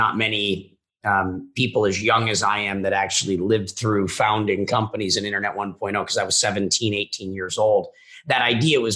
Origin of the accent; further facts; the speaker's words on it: Minnesota, United States; I'm a kid from Minnesota